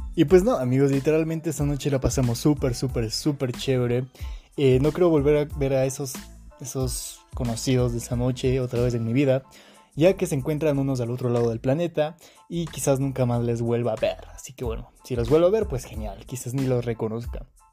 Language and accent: Spanish; Quito, Pichincha, Ecuador; soy de Quito, Ecuador